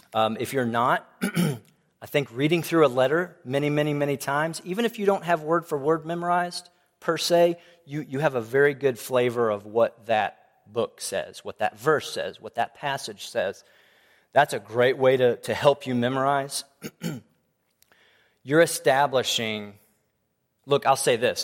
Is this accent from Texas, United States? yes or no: yes; Tomball, Texas, United States; I grew up in Tomball Bible Church